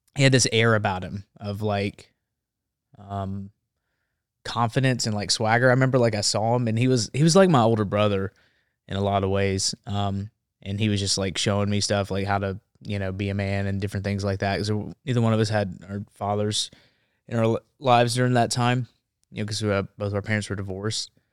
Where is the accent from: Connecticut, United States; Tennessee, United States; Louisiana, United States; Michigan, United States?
Tennessee, United States; Memphis; now in Nashville, United States; Now I live in Nashville. but I grew up in Memphis, Tennessee